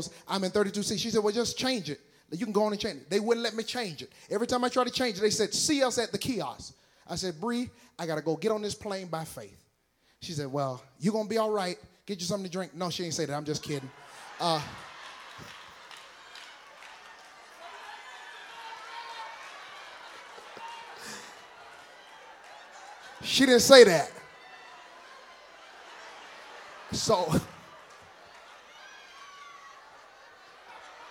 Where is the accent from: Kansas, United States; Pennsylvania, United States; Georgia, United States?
Georgia, United States; Decatur; also born or lived in Lithonia, Georgia; I'm from Decatur, where it's greater, and Lithonia, where they own you